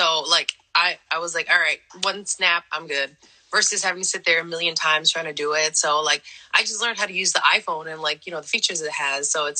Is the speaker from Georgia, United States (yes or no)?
no; East Hartford, Connecticut, United States; also born or lived in San Jose, California; I grew up in Connecticut. I was actually born in California, in San Jose.